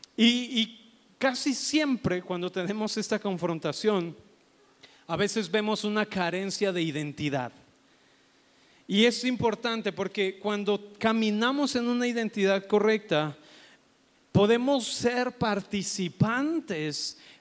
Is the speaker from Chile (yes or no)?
no; Mexico; Nosotros como mexicanos